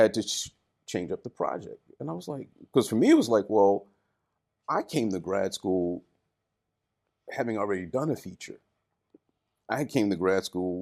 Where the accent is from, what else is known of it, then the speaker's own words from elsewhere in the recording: Baltimore, Maryland, United States; moved away as an adult; now in Japan; Baltimore, which is my hometown